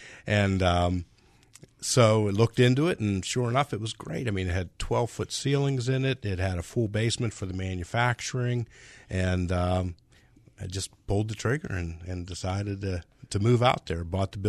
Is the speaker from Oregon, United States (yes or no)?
no; Pittsburgh, Pennsylvania, United States; I grew up in the Pittsburgh area.